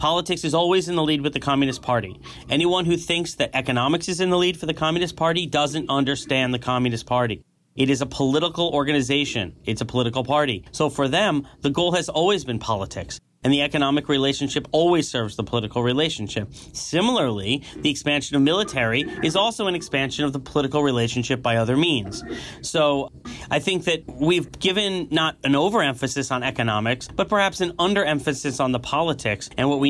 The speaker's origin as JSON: {"language": "English", "country": "United States", "said": "me as an American"}